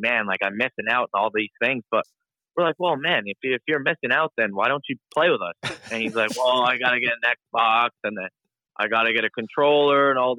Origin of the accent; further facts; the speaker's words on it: Sydney, New South Wales, Australia; born there; Yeah, well, I mean, like I was born in Sydney, Australia, and, I don't remember anything at all.